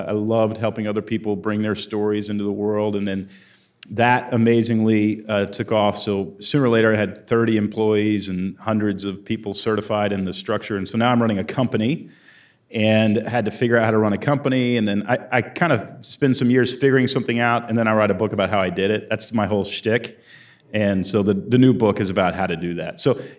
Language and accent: English; Houston, Texas, United States; moved away as an adult; also born or lived in Portland, Oregon; I grew up in Houston, Texas, moved to Portland, Oregon when I was 21 and spent 20 years there as a writer